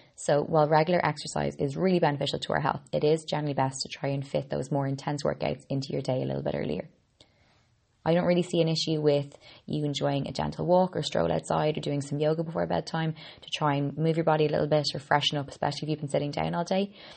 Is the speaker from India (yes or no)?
no; Ireland; I'm an Irish girl